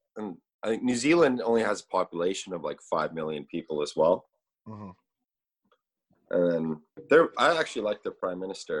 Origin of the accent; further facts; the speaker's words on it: Edmonton, Alberta, Canada; moved away as an adult; now in Australia; I have a Canadian passport.